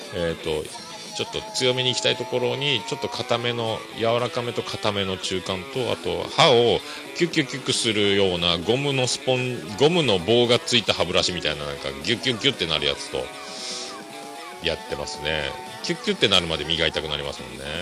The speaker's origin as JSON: {"language": "Japanese", "region": "Kyushu", "country": "Japan", "said": "九州男児なんですかね、僕はね"}